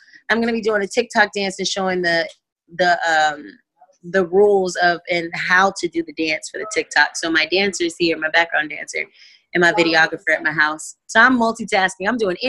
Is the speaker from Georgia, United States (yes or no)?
yes; Valdosta, Georgia, United States; born there; also born or lived in New York / Houston / Detroit; No, I was born in Valdosta, Georgia, Moody Air Force Base, and I lived in New York. I lived in Houston, Detroit.